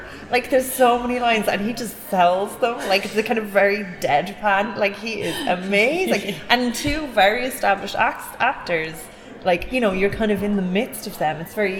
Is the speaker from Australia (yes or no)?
no; Cork, Munster, Ireland; I think a lot, like, I'm originally from Cork.